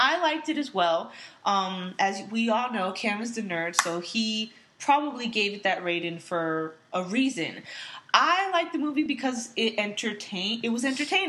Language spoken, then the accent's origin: English; United States; I'm American myself